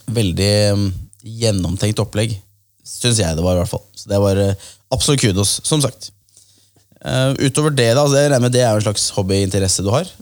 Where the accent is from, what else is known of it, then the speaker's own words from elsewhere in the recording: Kolbotn, Akershus, Norway; Prinsdal er jo steinkast unna der jeg er fra, Kolbotn